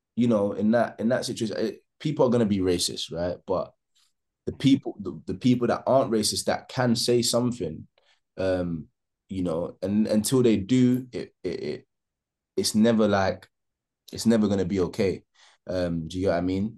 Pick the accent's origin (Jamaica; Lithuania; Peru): Jamaica; I'm Jamaican